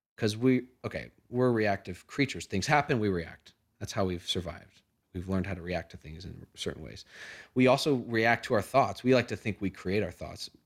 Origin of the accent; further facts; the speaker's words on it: Oregon, United States; moved away as an adult; now in Colorado, United States; I've only been out here for, out here for a few months, but I mean, I grew up in Oregon.